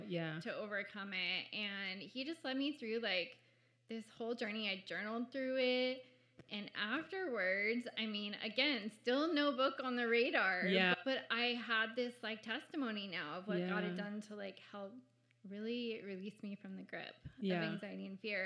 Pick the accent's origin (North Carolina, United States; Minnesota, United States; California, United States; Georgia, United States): California, United States; San Diego; I grew up in North County, San Diego